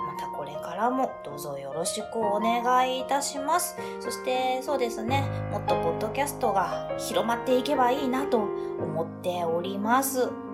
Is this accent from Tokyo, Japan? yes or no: no; Hyogo, Japan; moved away as an adult; now in Fukuoka, Japan; 実家が私兵庫 県なんですけれども